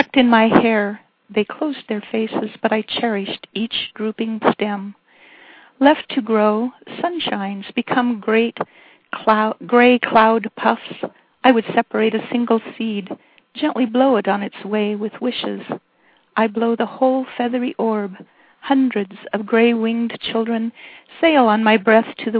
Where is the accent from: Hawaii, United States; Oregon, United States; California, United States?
Oregon, United States; Scotts Mills; I am from Scotts Mills, Oregon, which has a population of 325.